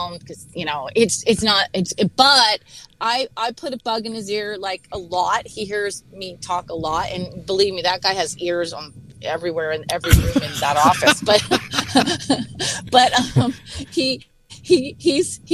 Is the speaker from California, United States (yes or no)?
yes; California, United States; I'm from California